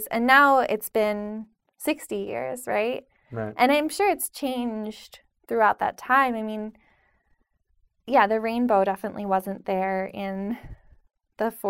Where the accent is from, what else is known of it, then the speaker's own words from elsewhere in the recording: Pennsylvania, United States; We had know. a rainbow growing up in Pennsylvania.